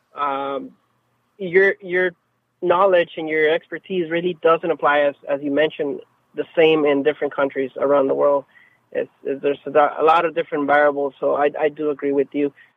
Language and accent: English; Mexico; English is a second language; now in San Diego, United States; I'm actually a U S citizen, but I, I, I'm originally from Mexico